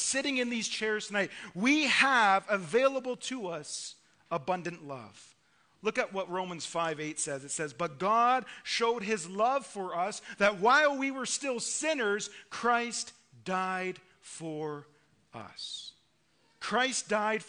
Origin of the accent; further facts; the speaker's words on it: Ontario, Canada; I'm from Ontario